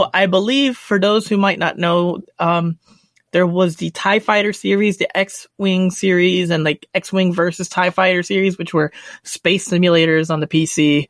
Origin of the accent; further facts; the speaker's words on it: United States; I'm American